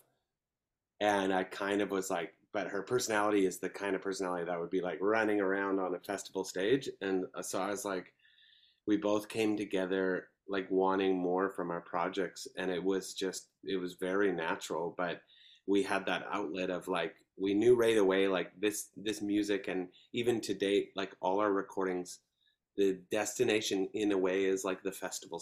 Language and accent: English; Langley, British Columbia, Canada; also born or lived in New York / Vancouver; now in Chilliwack, Canada; I was in a town called Langley, which is about 45 minutes out of Vancouver